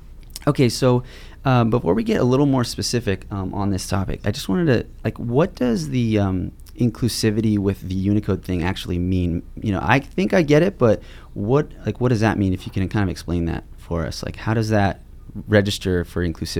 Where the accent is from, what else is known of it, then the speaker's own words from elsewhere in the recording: California, United States; also born or lived in Los Angeles, California; I live in LA. I was born in California, but my family's from Armenia, directly from Iran, but like we're Armenian.